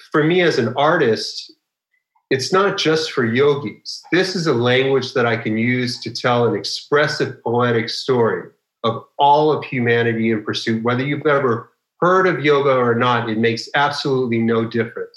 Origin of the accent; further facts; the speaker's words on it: Los Angeles, California, United States; I grew up in Los Angeles